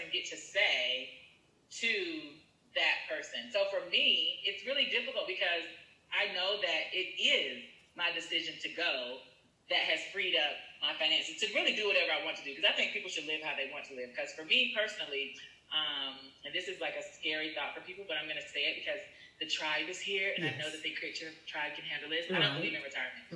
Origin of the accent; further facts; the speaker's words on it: United States; moved away; I grew up in America